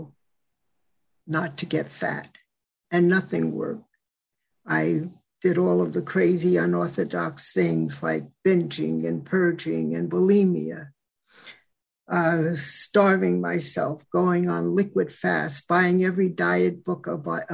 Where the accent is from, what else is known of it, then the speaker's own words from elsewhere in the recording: Westchester County, New York, United States; also born or lived in Mid-Hudson Valley, New York / Atlanta, Georgia; I'm from the Mid-Hudson Valley region. Grew up in Westchester County